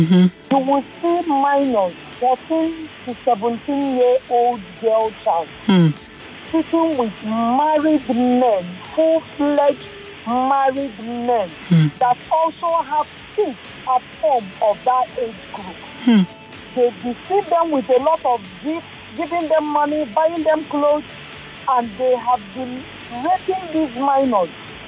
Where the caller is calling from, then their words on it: Yaba, Lagos, Nigeria; I'm calling from Yaban.